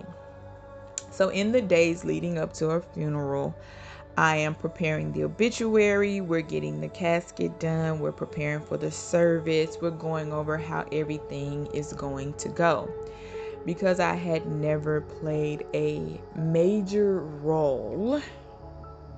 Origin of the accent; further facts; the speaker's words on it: Mississippi, United States; moved away; also born or lived in Georgia; We grew up in Mississippi and spent some time in Georgia